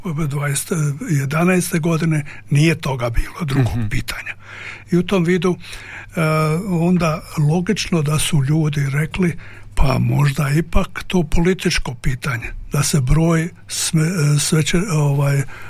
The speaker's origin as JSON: {"language": "Croatian", "country": "Croatia", "said": "mi smo Hrvati tradicionalisti, pretežno"}